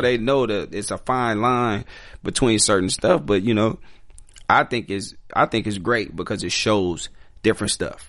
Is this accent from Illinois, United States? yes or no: yes; Chicago, Illinois, United States; I'm from Chicago, so I grew up in an all black neighborhood